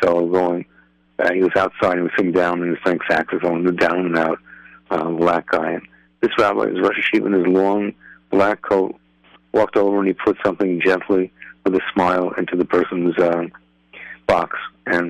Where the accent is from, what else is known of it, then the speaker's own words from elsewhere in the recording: New York, United States; now in Lakewood, United States; a guy like me who's in Lakewood, even though I grew up in New York